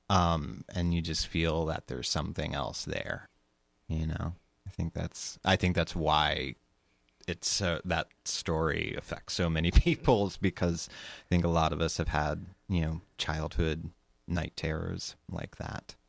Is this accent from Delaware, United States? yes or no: yes; Sussex County, Delaware, United States; I grew up in Sussex County, Delaware, also known as Slower Lower Delaware